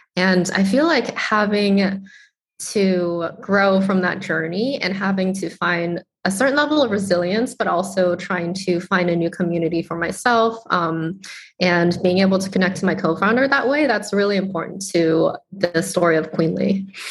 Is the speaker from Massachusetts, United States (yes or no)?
yes; Boston, Massachusetts, United States; i am a chinese american immigrant I grew up in Boston, Massachusetts